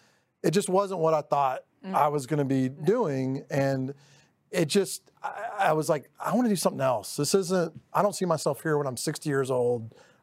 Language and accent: English; Dallas, Texas, United States; Well, I am from Lakewood, East Dallas. Grew up there, born and raised. Went to Lakewood Elementary, J.L. Long Junior High, Woodrow Wilson High School.